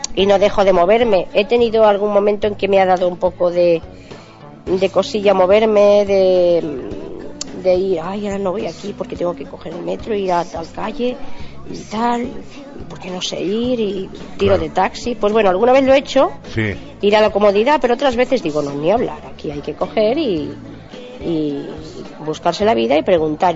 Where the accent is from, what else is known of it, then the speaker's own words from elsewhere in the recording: Santa Coloma de Gramenet, Catalonia, Spain; moved away as an adult; also born or lived in Alicante; now in Sant Feliu, Spain; Yo soy de Santa Coloma de Gramanet.